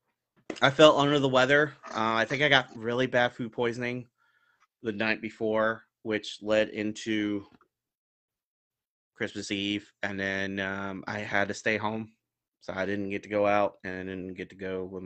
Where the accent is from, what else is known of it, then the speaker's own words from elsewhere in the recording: Florida, United States; moved away; I'm from Florida, so you know, but I've been up here for 14, 15 years now